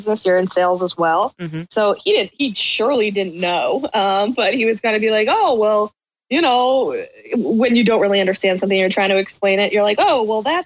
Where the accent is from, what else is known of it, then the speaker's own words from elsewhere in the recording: Southeastern Connecticut, United States; I'm from Southeastern Connecticut